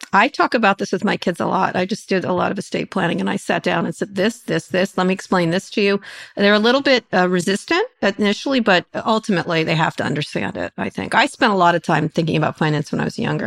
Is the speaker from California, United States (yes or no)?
no; Princeton, New Jersey, United States; I grew up in Princeton, New Jersey.